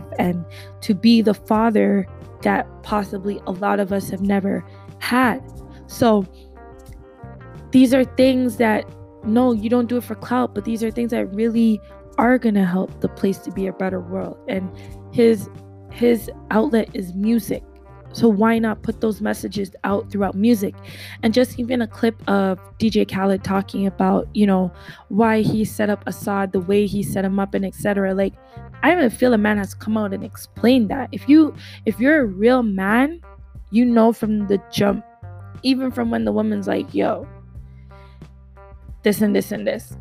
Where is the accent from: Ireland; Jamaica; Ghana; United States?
Jamaica; my home country in Jamaica